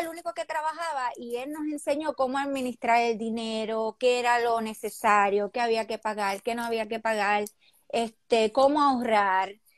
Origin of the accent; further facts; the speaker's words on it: Corozal, Puerto Rico; yo nací en Puerto Rico, obviamente, eh, yo soy de Corozal, de Palmarito.